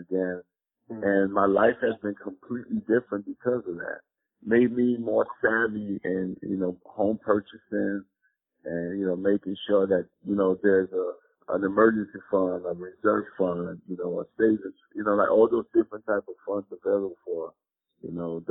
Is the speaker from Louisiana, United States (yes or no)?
no; New York City, New York, United States; I grew up in Forest Projects and Castle Hill Projects